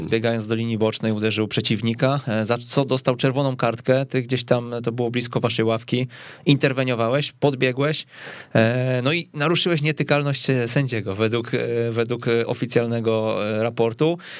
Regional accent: Kępno, Greater Poland, Poland; pochodzę z Kępna

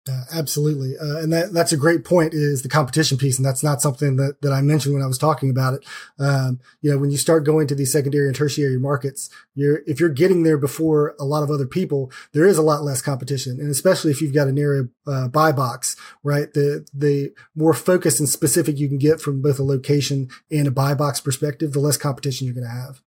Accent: Sanford, North Carolina, United States; moved away as an adult; now in Raleigh, United States; I grew up in a smaller town uh, about an hour down the road

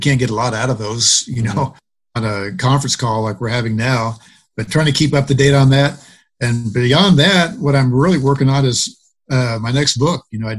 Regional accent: Indianapolis, Indiana, United States; I was a kid growing up in Indianapolis during that time

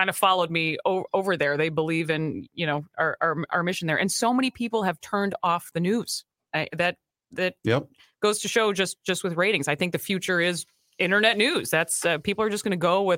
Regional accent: Minnesota, United States; as a Minnesotan

